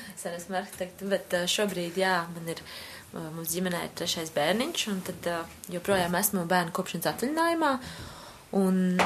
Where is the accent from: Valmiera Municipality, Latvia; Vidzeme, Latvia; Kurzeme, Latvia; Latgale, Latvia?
Kurzeme, Latvia; now in Riga, Latvia; Es esmu no Kurzemes, no aizpats, no tādas mazas pilsētas.